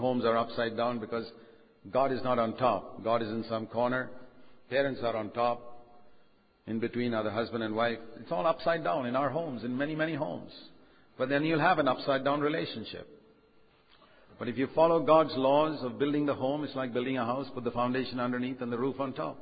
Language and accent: English; India; I'm an Indian, but I'm an Indian second. I'm a Christian first